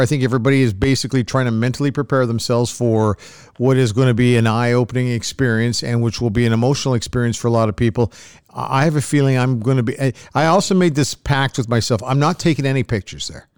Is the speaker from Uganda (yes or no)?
no; Canada; as a Canadian